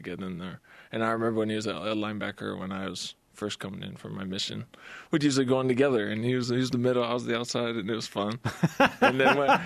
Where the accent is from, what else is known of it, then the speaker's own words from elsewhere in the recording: Las Vegas, Nevada, United States; moved away; That's my hometown.